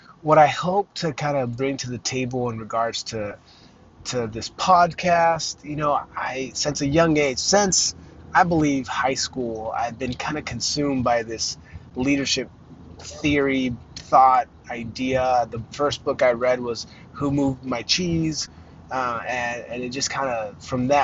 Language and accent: English; Mesa, Arizona, United States; also born or lived in Los Angeles, California; I am from Mesa, Arizona. I was raised there. I was born in Los Angeles, California to immigrant parents from Mexico. And yeah, I grew up in Arizona